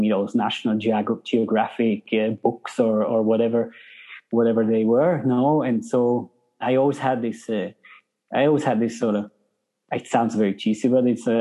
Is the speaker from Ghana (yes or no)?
no; Switzerland; moved away as an adult; also born or lived in South Africa / Norway; now in Peru; I'm from Switzerland. When I was about 20, starting to study, I decided to move to Norway